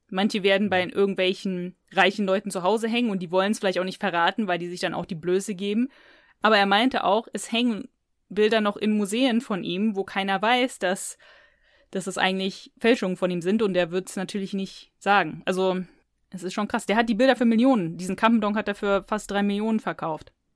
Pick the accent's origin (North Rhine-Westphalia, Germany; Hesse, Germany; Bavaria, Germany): North Rhine-Westphalia, Germany; near Cologne; ich bin aufgewachsen in der Nähe von Köln